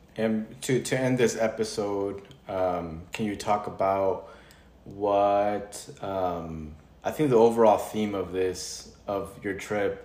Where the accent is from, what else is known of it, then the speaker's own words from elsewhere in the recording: California, United States; I was born in California.